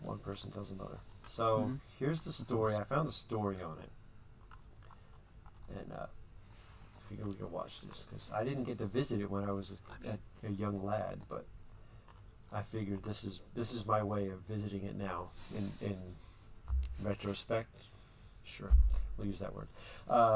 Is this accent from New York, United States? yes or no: no; New Jersey, United States; growing up in New Jersey, which I did